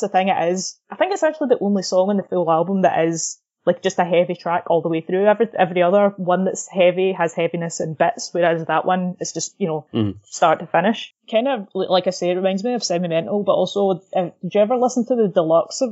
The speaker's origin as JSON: {"language": "English", "region": "Scotland", "country": "United Kingdom", "said": "we can both say this because we're Scottish"}